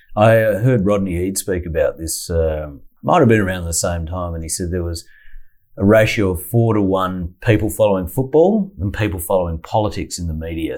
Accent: Adelaide, South Australia, Australia; moved away as an adult; I'm from Adelaide, and yeah. I, I, left on about my 19th birthday and got out of there.

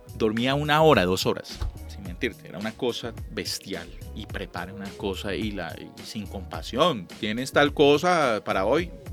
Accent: Ibagué, Tolima, Colombia; now in Bogotá, Colombia; yo llegué a, de Ibagué, una provincia, Ibagué es era un pueblo de paso

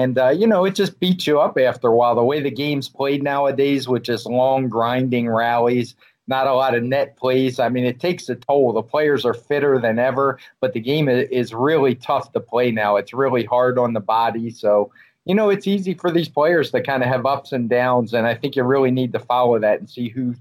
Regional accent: United States; as an American

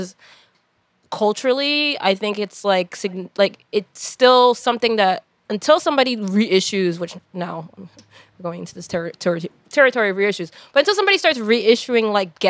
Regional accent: Hudson County, New Jersey, United States; I'm from Hudson County

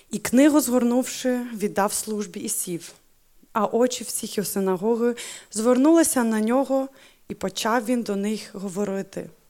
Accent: Ukraine; first language Ukrainian; German is a second language; meine Muttersprache ist Ukrainisch, genau, aber äh, tatsächlich meine Herzenssprache ist schon seit 13 Jahren Deutsch geworden.

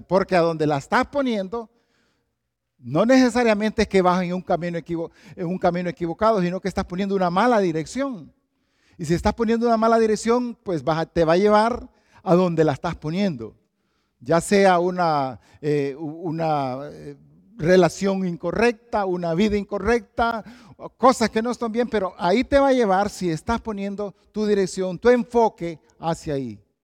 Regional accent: Valle de Ángeles, Francisco Morazán, Honduras; moved away; Yo vengo de Honduras, de Tegucigalpa y específicamente de un lugar que se llama Valle de Ángeles

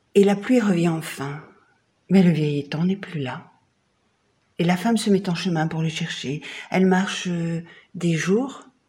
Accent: Borinage, Wallonia, Belgium; mon enfance à Quem, euh, dans le Borinage

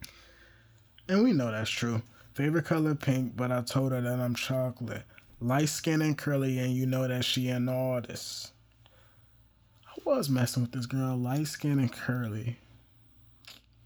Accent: East Coast, United States; I'm from the East Coast

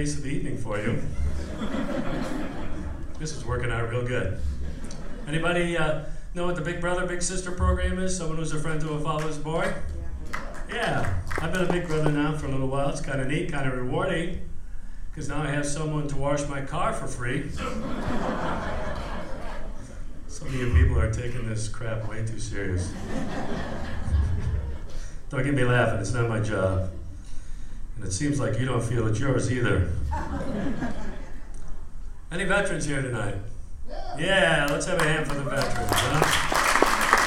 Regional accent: Minnesota, United States; Grew up on a farm in Minnesota, down there in the southeast part of the state

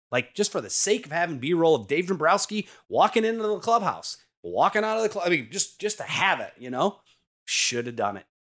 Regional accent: Detroit, Michigan, United States; I was so privileged and blessed to be able to work in my hometown, the teams I grew up watching

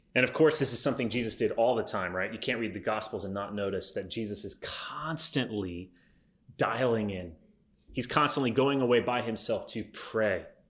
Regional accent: United States; my existence as an American in 2020

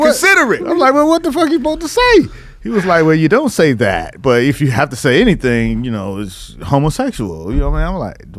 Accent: Miami, Florida, United States; moved away as an adult; now in New York, United States; Well, I came to New York, right? You know what I'm saying? I'm from Miami. I'm moving to New York.

